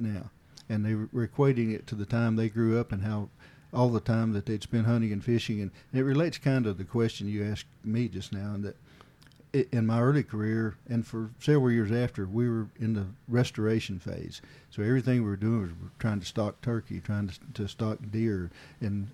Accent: Hawkins County, East Tennessee, United States; I grew up in a fairly rural area of East Tennessee in Hawkins County

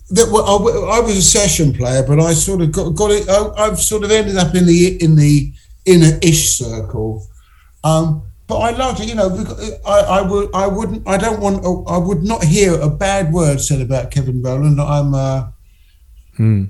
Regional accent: England, United Kingdom; being English

